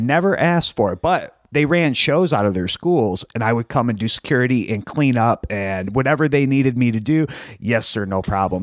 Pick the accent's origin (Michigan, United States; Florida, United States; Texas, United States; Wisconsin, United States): Michigan, United States; Plymouth; I'm from Plymouth, so that's like the next city over